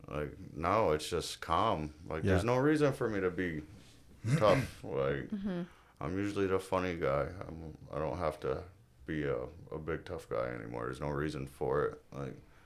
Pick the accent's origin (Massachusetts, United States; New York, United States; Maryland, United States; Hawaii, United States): New York, United States; Syracuse; I grew up in Syracuse most of my life.